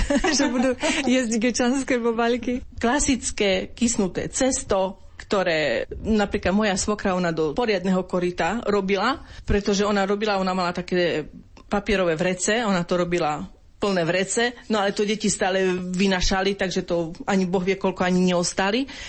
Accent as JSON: {"language": "Slovak", "town": "Geča", "region": "Košice Region", "country": "Slovakia", "tie": "born or raised there", "said": "jedné roraty boli u nás v Geči a druhé boli vo filiálke v Bakši"}